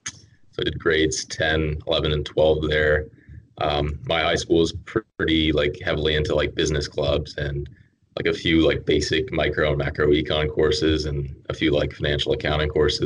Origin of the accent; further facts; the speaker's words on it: Canada; born there; also born or lived in Texas, United States; I was actually I was born in Canada, and then I lived in Texas for about 10 years.